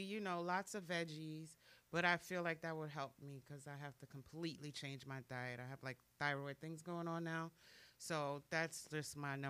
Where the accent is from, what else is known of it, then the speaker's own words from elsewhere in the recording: New York, United States; now in South Florida, United States; I am from New York.